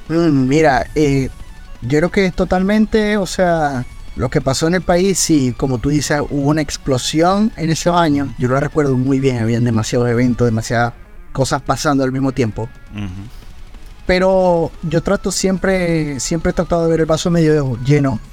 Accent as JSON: {"language": "Spanish", "country": "Venezuela", "said": "mi sangre y de mi tierra"}